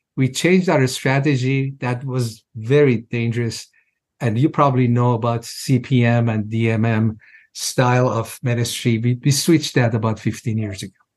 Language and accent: English; Iran; moved away as an adult; now in United States; I was born in Iran, of course, as a Muslim, and I was pretty devout in my early years